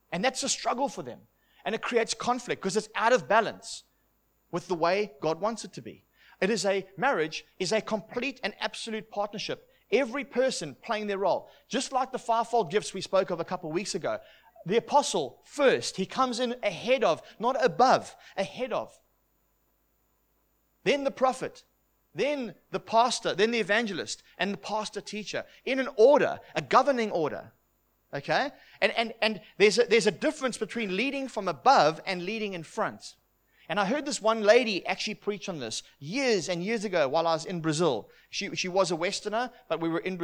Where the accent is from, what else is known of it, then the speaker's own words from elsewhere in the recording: South Africa; I'm from South Africa, and it's a conservative place